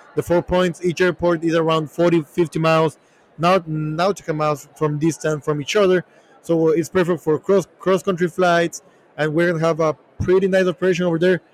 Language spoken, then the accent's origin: English; Ecuador; moved away as an adult; now in United States; we're from Ecuador